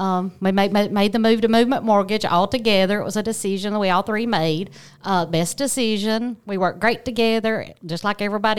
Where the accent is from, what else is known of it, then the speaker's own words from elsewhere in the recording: Fayetteville, Alabama, United States; Born and raised. Grew up in Fayetteville, went to Fayetteville High School.